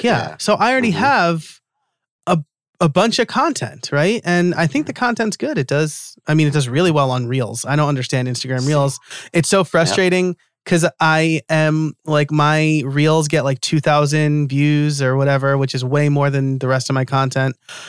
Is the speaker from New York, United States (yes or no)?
yes; New York, United States; I'm from New York too